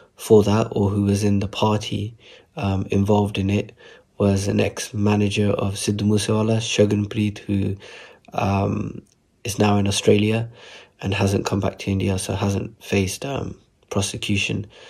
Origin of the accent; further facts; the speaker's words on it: Southall, London, United Kingdom; growing up in Southall